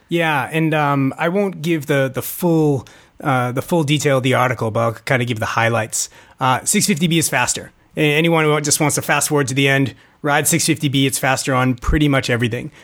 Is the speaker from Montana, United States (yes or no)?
no; Boston, Massachusetts, United States; moved away; I grew up in Boston